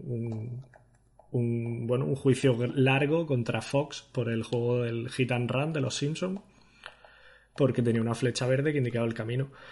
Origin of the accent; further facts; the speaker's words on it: Granada, Andalusia, Spain; moved away as an adult; also born or lived in Barcelona / Hanover; yo soy un chaval de Granada que, estudiando la carrera